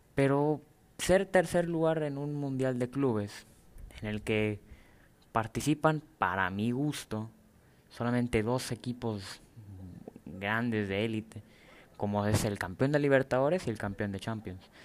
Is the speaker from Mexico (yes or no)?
yes; Mexico; soy mexicano. Como mexicano